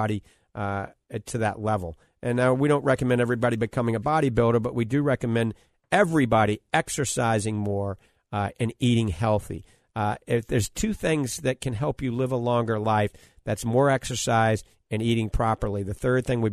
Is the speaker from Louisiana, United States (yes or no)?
yes; New Orleans, Louisiana, United States; now in Florida, United States; I grew up in New Orleans, so I was born with a bottle of hot sauce, a 410 shotgun, and a Dixie beer